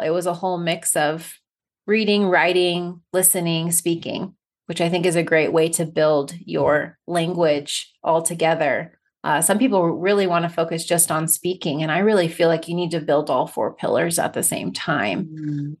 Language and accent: English; United States; first language English; also born or lived in Barcelona, Spain; as an American